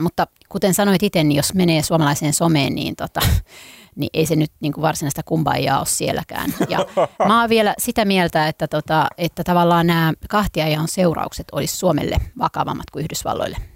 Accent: Helsinki, Uusimaa, Finland; Mä oon kotoisin täältä

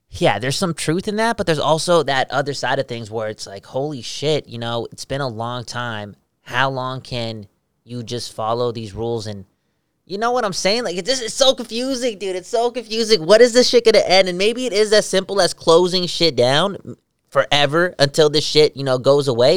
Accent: Vancouver, British Columbia, Canada; We're from Vancouver

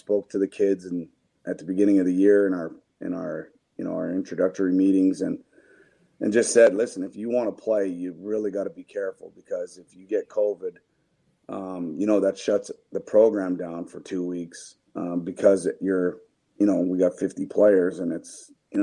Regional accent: Canada; now in United States; I'm from Canada

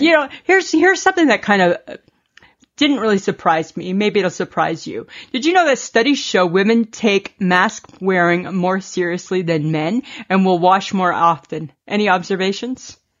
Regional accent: Canada

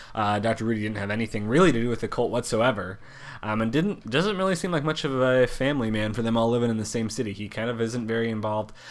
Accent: Oregon, United States; in my home state of Oregon

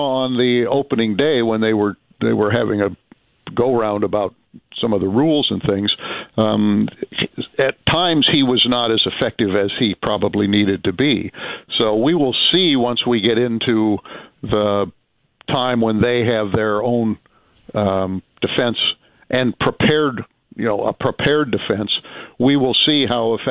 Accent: Illinois, United States; I'm a Midwesterner, although I grew up in Illinois

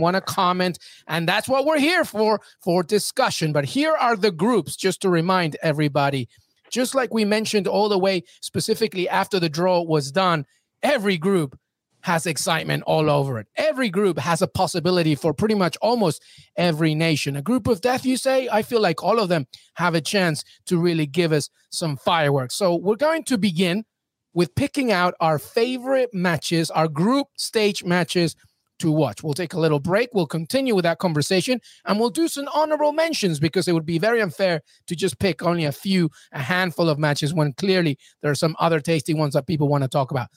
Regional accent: England, United Kingdom; moved away as an adult; now in United States; I grew up in England

